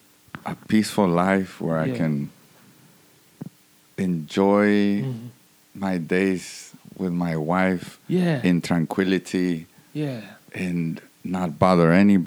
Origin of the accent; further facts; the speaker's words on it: Hawthorne, California, United States; Oh, I am from Hawthorne.